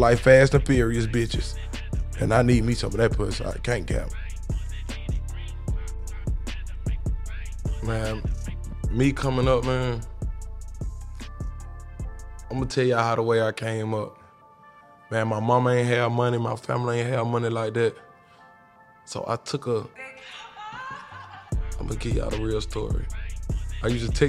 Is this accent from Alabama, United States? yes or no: yes; Alabama, United States; now in Atlanta, United States; I'm from Alabama and I moved out here